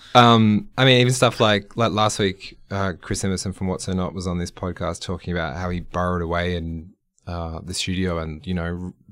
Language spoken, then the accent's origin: English; Australia; an Australian music fan